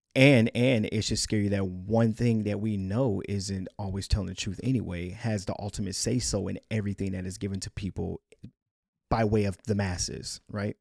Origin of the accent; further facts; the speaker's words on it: United States; our rights as American citizens